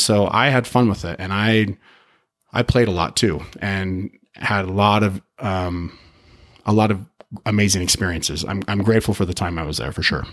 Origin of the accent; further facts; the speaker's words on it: Utah, United States; also born or lived in Chicago; I grew up. I grew up here in Utah. Moved, did a little stint, moved to Chicago when I was oh, nine